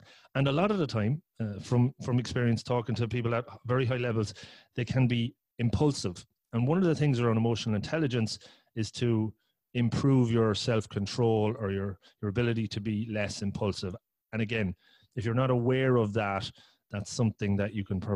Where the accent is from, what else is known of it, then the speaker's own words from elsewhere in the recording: Ireland; also born or lived in Cork; I'm from Ireland. I live in Cork.